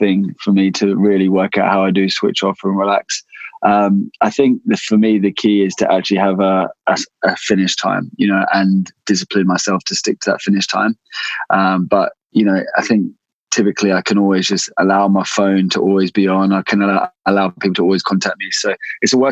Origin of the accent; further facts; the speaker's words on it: West Sussex, South East England, United Kingdom; I grew up in West Sussex.